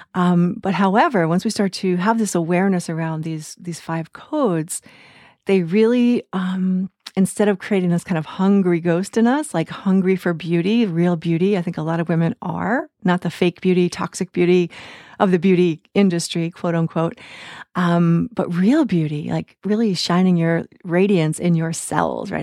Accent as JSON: {"language": "English", "country": "United States", "tie": "born or raised there", "said": "I grew up in the United States in the nineteen seventies"}